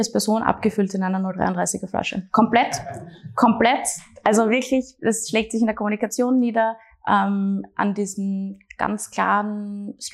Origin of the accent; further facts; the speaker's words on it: Graz, Styria, Austria; meine Heimat und extrem viele äh, gute und wenig schlechte Erinnerungen.